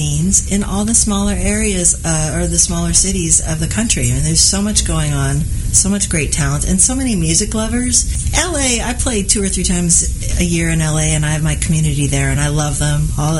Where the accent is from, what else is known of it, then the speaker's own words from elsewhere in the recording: California, United States; also born or lived in Haight-Ashbury, San Francisco; now in Los Angeles, United States; I was born in the Haight-Ashbury, but then I grew up in wine country.